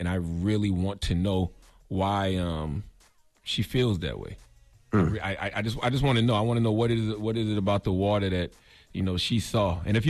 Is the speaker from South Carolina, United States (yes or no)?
yes; South Carolina, United States; all through my home state of South Carolina